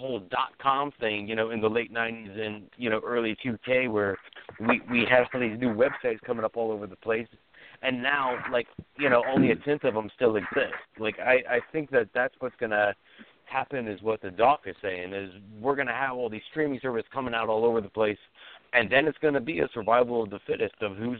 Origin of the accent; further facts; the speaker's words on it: the South, United States; I was raised in the South